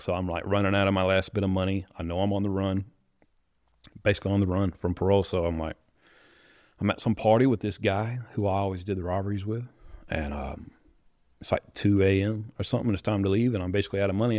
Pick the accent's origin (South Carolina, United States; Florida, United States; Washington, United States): South Carolina, United States; Greer; I'm from, uh, right by Greenville, South Carolina. It's pretty well known, but a little small town called Greer. Um, growing up, my dad, he was a preacher